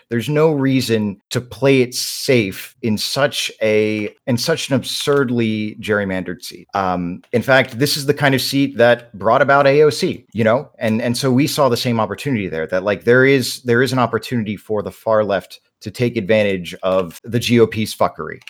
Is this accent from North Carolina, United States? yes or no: yes; North Carolina, United States; I was born and raised in North Carolina